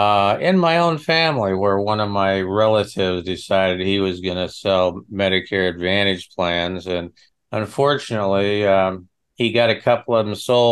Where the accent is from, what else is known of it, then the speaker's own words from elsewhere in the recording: Nebraska, United States; I'm from Nebraska, out in the middle of nowhere.